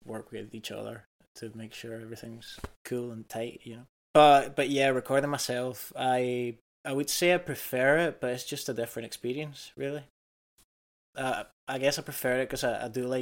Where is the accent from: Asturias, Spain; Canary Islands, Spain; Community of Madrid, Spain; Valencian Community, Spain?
Canary Islands, Spain; now in Scotland; I'm from the Canaries